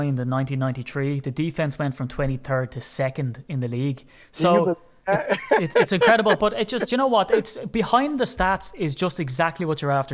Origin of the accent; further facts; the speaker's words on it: Ireland; as an Irishman